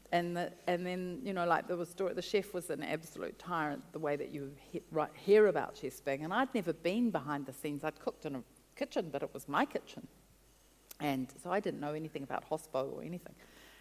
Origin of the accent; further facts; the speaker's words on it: New Zealand; also born or lived in Gisborne / Brazil; Came back to New Zealand, and I went home to live with my parents in Wellington